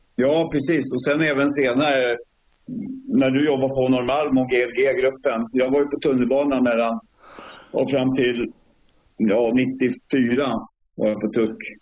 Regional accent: Stockholm, Stockholm County, Sweden; moved away as an adult; now in Sundsvall, Sweden; uppväxt i södra förorten i Stockholm.

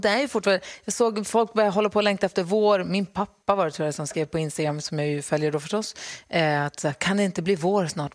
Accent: Luleå, Norrbotten County, Sweden; moved away as an adult; now in Stockholm, Sweden; jag är ju uppvuxen i Luleå

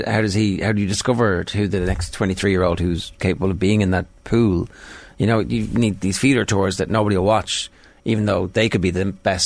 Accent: Ireland; we're Irish

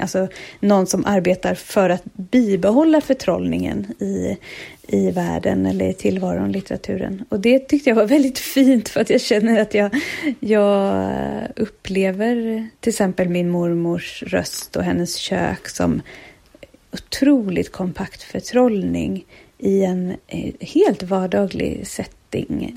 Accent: Stockholm, Stockholm County, Sweden; also born or lived in Kalmar; now in Öland, Sweden; jag är ju född i Stockholm och jag har bott jättemycket i Stockholm, också delvis uppväxt i Kalmar

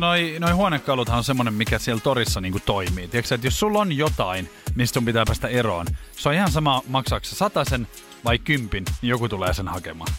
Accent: Espoo, Uusimaa, Finland; mä oon Espoosta kotoisin

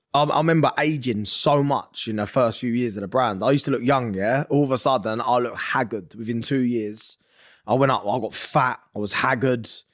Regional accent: London, United Kingdom; moved away; also born or lived in Essex; I'm from North London. We moved to Essex.

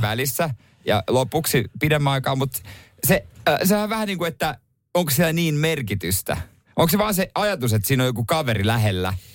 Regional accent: Ostrobothnia, Finland; now in Helsinki, Finland; tuolla meillä päin Pohjanmaalla

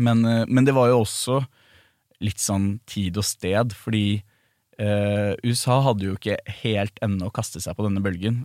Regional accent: Norway; ble jo også vårt første hit her hjemme i Norge

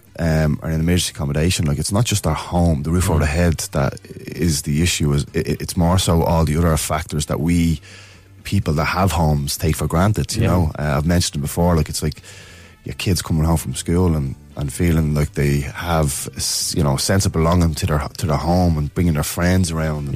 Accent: Dublin, Leinster, Ireland; I grew up in Ballymun

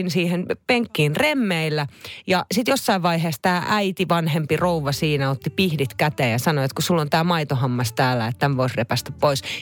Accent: Naantali, Southwest Finland, Finland; Mä muistan, me muutettiin Naantalista Vantaalle, jossa mä asuin yhden vuoden. Mä kävin vitosluokan siellä, kunnes muutettiin sitten takaisin Naantaliin perheen kanssa.

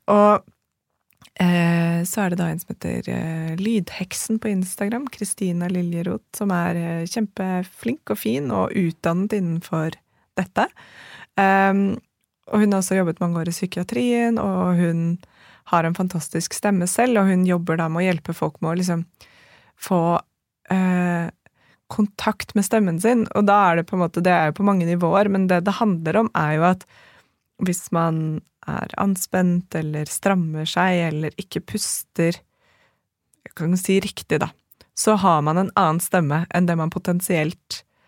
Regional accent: Norway; som nordmann

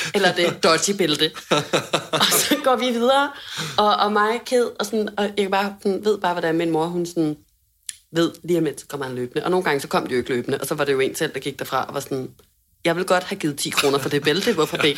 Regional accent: Hundested, Capital Region of Denmark, Denmark; hjemme i Hundested

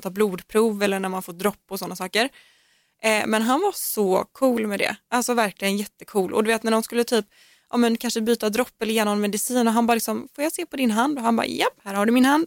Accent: Gothenburg, Västra Götaland, Sweden; jag är från Göteborg

